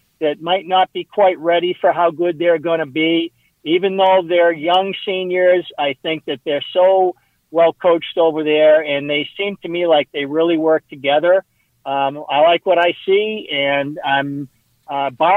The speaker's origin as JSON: {"language": "English", "town": "Walpole", "region": "Massachusetts", "country": "United States", "tie": "born or raised there", "said": "my hometown of Walpole"}